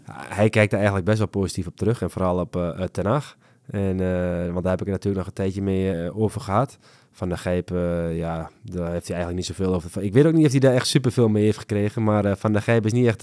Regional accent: Netherlands; als, als Nederlander

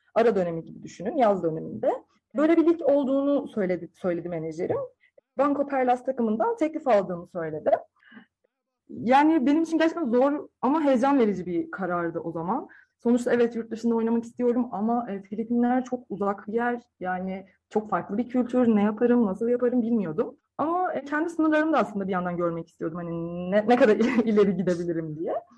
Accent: Sakarya, Turkey; Sakarya doğumluyum

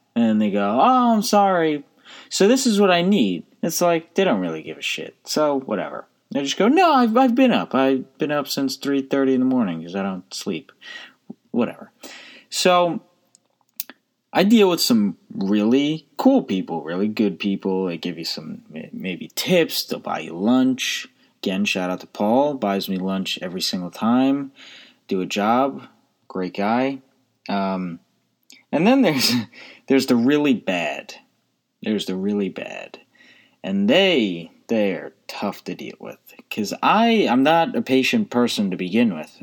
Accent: United States

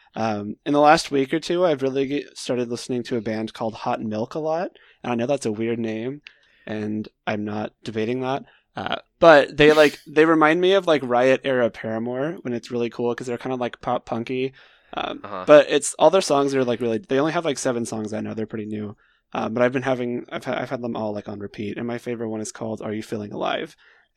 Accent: Windermere, Florida, United States; my hometown in Florida outside Orlando, is actually mentioned in the bonus track, …, because my hometown is named after Windermere, which is like a big lake in England

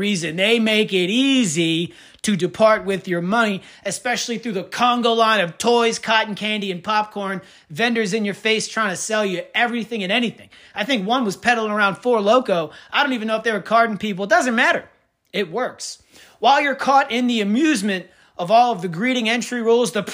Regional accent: Kenner, Louisiana, United States; I'm from Kenner

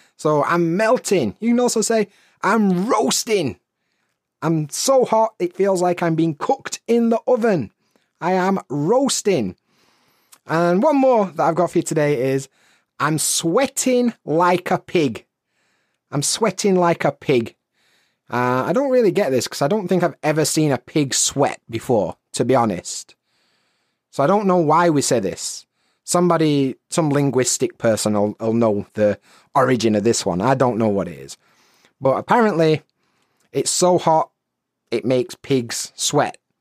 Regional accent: Sheffield, Yorkshire and the Humber, United Kingdom; moved away as an adult; now in Japan; growing up in Sheffield

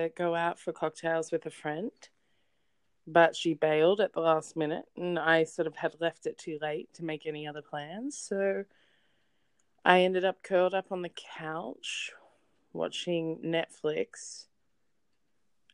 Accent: Sydney, New South Wales, Australia; I'm from Sydney, and technically I am from Sydney, but I live in a suburb that's in a different city within

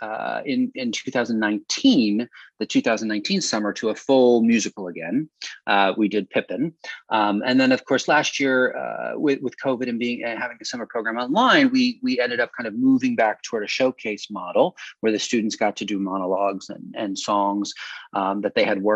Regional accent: Northeastern Pennsylvania, United States; moved away; I'm from Northeastern Pennsylvania, and so it also feels like a little bit of a return to home every summer

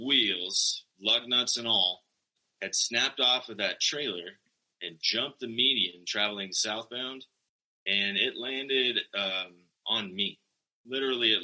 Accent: Sterling, Colorado, United States; also born or lived in Greeley, Colorado / Fort Collins, Colorado; I am proudly a native of Colorado. I was born in Greeley and promptly moved to northeastern Colorado, where I grew up in Sterling.

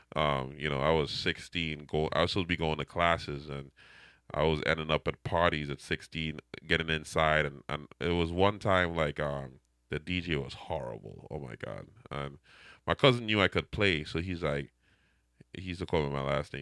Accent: Trinidad & Tobago; accent: Trinidadian; now in Fall River, United States; my Trinidadian, I can say my accent never go away

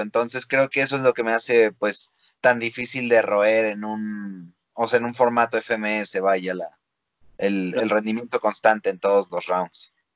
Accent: Mexico; yo soy un freestyler mexicano

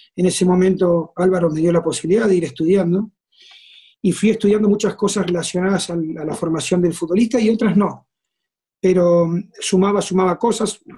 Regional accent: San José de la Esquina, Santa Fe, Argentina; moved away as an adult; also born or lived in Rosario / Morelia; now in Mexico; soy de un lugar a 120 kilómetros y me fui a vivir solo a la casa club

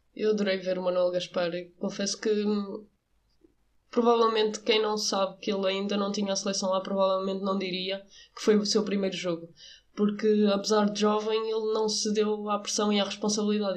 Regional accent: Portugal; eu como portuguesa e como treinadora

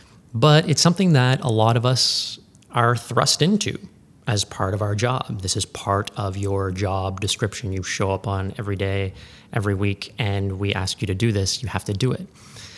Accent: Ottawa, Ontario, Canada; I was born and raised in Ottawa, believe it or not. Growing up in Ottawa, never thought I would stay.

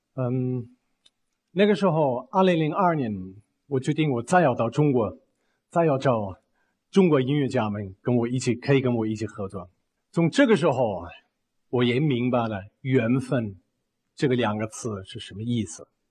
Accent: Bavaria, Germany; Chinese is a second language; moved away; 我们租了一个小房子，在农村，在巴伐利亚农村

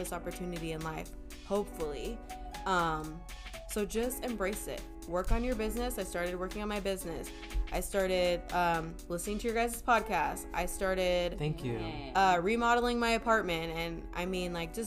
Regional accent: Oxnard, California, United States; moved away as an adult; also born or lived in Ventura County; now in Los Angeles, United States; I'm from Oxnard

